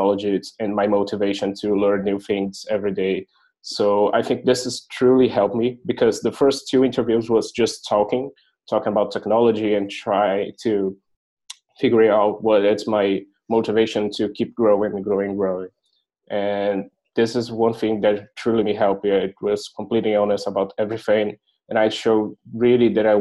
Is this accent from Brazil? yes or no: yes; Brazil; moved away as an adult; now in Berlin, Germany; I was from Brazil